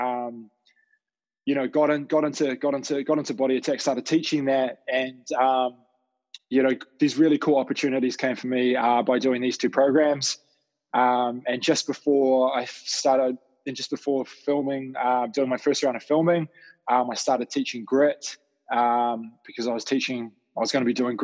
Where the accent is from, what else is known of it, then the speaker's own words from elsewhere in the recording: Dunedin, Otago, New Zealand; moved away as an adult; also born or lived in United Kingdom; now in Auckland, New Zealand; when I was down in Dunedin in my hometown studying